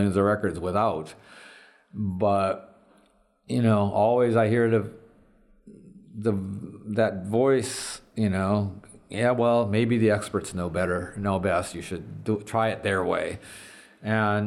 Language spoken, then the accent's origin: English; Detroit, Michigan, United States; moved away; we're just schmucks from Detroit.